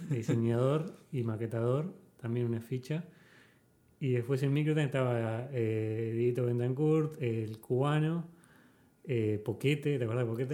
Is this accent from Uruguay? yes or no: yes; Montevideo, Uruguay; also born or lived in United States; yo soy de Montevideo, nací en Montevideo, viví toda mi vida en Montevideo